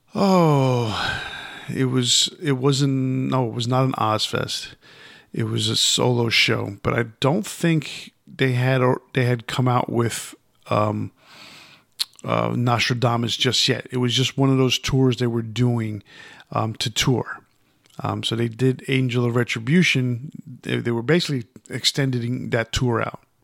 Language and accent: English; New York City, New York, United States; moved away; I was from New York, even though I, at that time I wasn't living there.